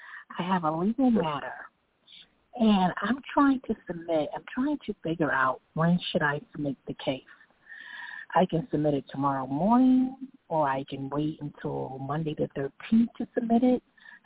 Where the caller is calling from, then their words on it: New York City, New York, United States; I'm calling from New York City.